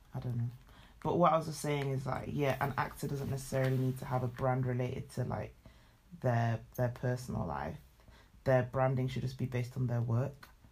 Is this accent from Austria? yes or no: no; United Kingdom; also born or lived in Nigeria (heritage); Being of dual heritage myself, being British and Nigerian